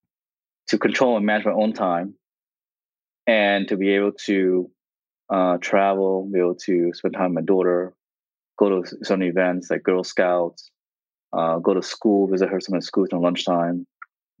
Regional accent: New Jersey, United States; also born or lived in Vietnam; Growing up in New Jersey.

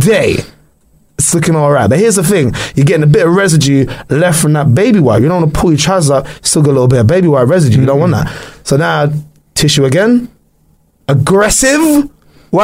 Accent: London, United Kingdom; I'm from London, okay, we don't have toilets like

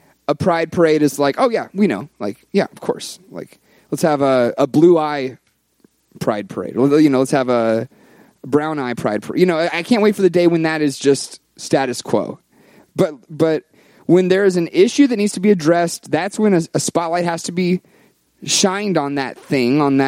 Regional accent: the South, United States; I was raised in the South.

